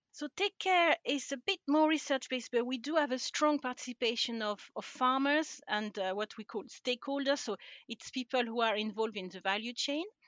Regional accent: France; accent: French; English is a second language; moved away as an adult; now in Scotland, United Kingdom; I'm originally from France, um, and I don't think I've lost my accent after all these years

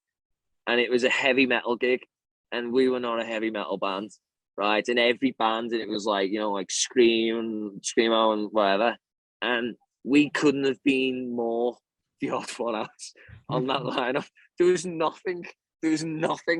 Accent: Liverpool, North West England, United Kingdom; moved away as an adult; now in Australia; In Britain, see, I'm from Liverpool

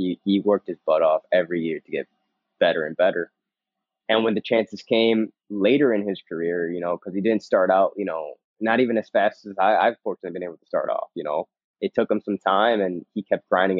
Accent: New York, United States; first language Spanish; English is a second language; I love being in New York. You know, I'm a New Yorker, and I stand for New York.

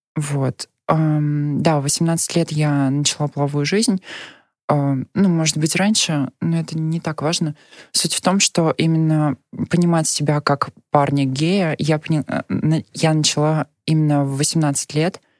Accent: Nizhny Novgorod Oblast, Russia; moved away as an adult; now in Moscow, Russia; я родилась в Нижегородской области и э, 18 лет жила там

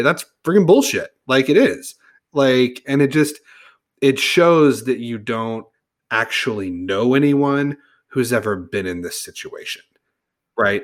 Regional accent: Edmond, Oklahoma, United States; I grew up in Edmond, I went to Edmond Memorial High School

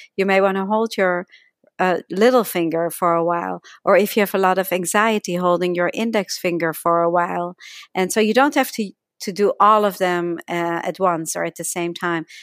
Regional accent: Netherlands; accent: slight accent; moved away as an adult; now in United States; I came to United States when I was eighteen from Holland, uh, hence my slight accent

